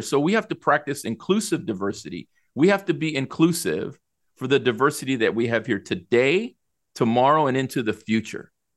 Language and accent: English; El Salvador; now in United States; I was born in El Salvador